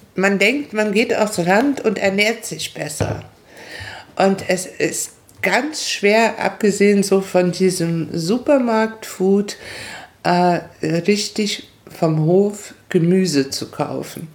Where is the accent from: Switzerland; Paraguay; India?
Paraguay; moved away as an adult; also born or lived in Hamburg, Germany; now in Prignitz, Germany; ich bin mit 20 aus Paraguay nach Deutschland gekommen